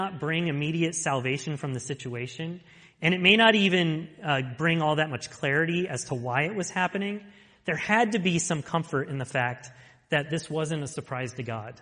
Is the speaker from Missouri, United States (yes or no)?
no; Rome, New York, United States; in my hometown in 1999, when I was working there